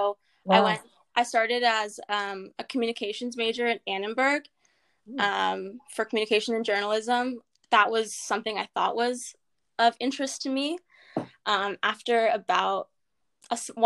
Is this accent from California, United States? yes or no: yes; Los Angeles, California, United States; I'm from Los Angeles, and so about 10 miles away from USC, so I stayed close to home